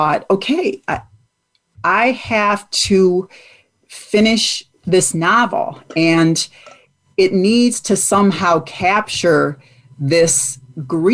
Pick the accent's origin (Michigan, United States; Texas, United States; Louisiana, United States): Michigan, United States; moved away as an adult; also born or lived in Virginia; my home state of Michigan